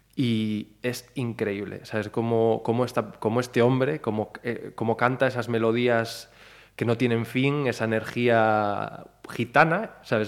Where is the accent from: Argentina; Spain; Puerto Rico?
Spain; Ponteareas, Galicia; moved away; also born or lived in Mexico City, Mexico; yo soy de Forneros de, Arribe, de, Forneros, o sea, no soy de pues, una aldea cerca de Ponteareas